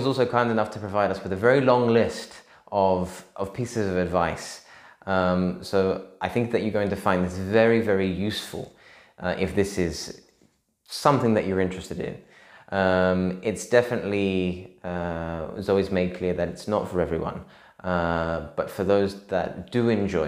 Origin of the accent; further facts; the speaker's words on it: Australia; also born or lived in London; now in Spain; I'm Australian, so the hot weather is kind of natural for me